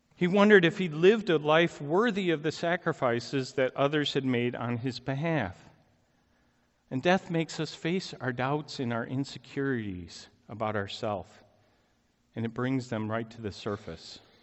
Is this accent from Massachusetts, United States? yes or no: no; Chicago, Illinois, United States; moved away; I'm originally from the Chicago area